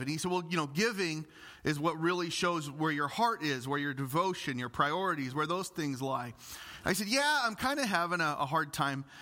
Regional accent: Illinois, United States; I'm from Illinois

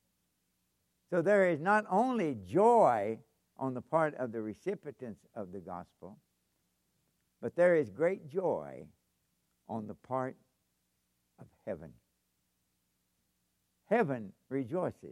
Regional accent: Kentucky, United States; moved away as an adult; also born or lived in Japan; I'm from Kentucky

